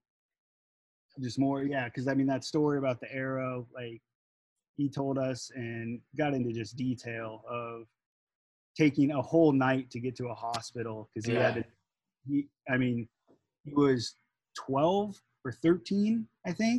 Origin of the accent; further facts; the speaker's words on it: United States; being American